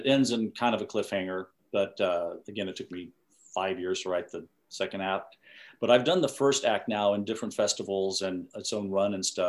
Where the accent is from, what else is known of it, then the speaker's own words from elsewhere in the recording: Corpus Christi, Texas, United States; now in Los Angeles, United States; Yeah, I'm from Corpus Christi, Texas.